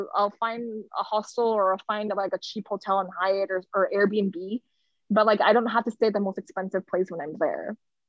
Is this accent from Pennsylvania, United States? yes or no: no; Los Angeles, California, United States; I think like growing up in Los Angeles, not to hate on anyone, but like a lot of my friends from high school and stuff, they stayed within California.